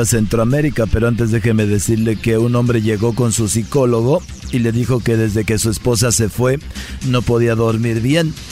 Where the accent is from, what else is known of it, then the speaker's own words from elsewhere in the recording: Michoacán, Mexico; moved away; yo soy de Michoacán, allá comíamos por este, corundas y uchepos